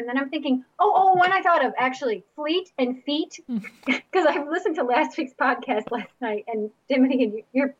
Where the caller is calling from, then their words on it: Lakes Region, New Hampshire, United States; I'm calling from the Lakes region of New Hampshire, and I have three hot, sweaty little boys.